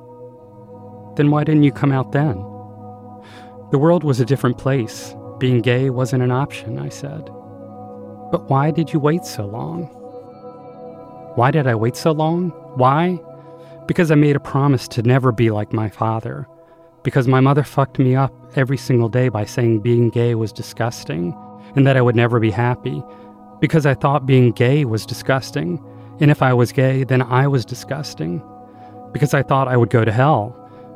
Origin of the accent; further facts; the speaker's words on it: Greensboro, North Carolina, United States; I was born in 1963 in Greensboro, North Carolina. It was very a southern town, very provincial